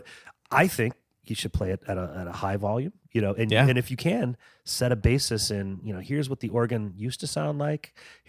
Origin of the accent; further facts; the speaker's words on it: Texas, United States; I grew up in Texas, so it was … yeah. diet.